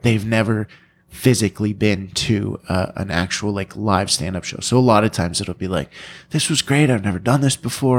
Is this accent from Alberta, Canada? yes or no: no; London, Ontario, Canada; born or raised there